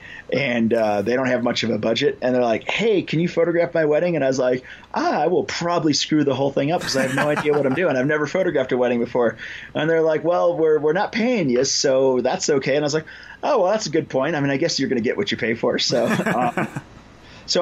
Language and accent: English; Illinois, United States; moved away as an adult; now in Colorado, United States; I started in Illinois. That's where I grew up. And then I moved to Colorado in, it's about 2004.